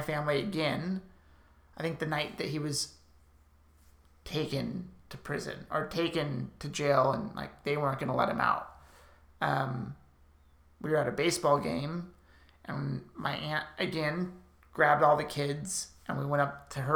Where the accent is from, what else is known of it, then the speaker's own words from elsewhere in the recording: Burbank, California, United States; I grew up in Burbank, California, born and raised